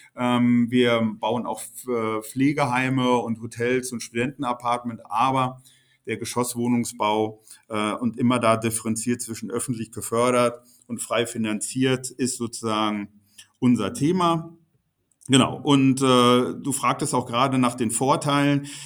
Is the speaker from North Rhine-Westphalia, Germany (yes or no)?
yes; Bochum, North Rhine-Westphalia, Germany; in der Unistadt Bochum, meine Heimatstadt